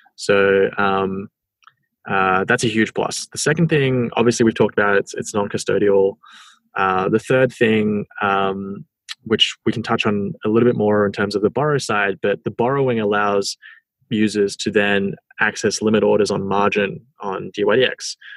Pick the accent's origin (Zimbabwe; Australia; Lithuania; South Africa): Australia; I'm from Australia